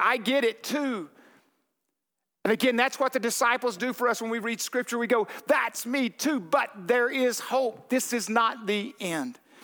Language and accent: English; Arkansas, United States; moved away; I'm from Arkansas. I was there too long